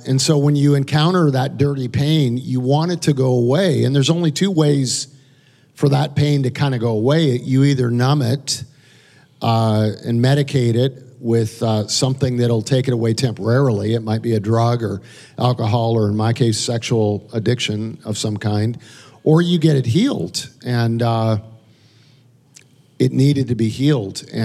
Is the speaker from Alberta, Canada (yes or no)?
yes; Calgary, Alberta, Canada; now in United States; I'm an immigrant to America. I grew up in Calgary, Alberta, Canada